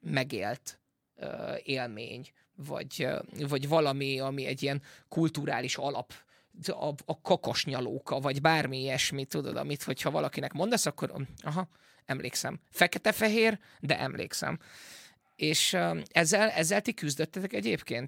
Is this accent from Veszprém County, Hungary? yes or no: yes; Veszprém, Veszprém County, Hungary; moved away as an adult; also born or lived in England; Angliába költöztem, és aztán pedig azon elköltöztem Veszprémből, ahogy hazajöttem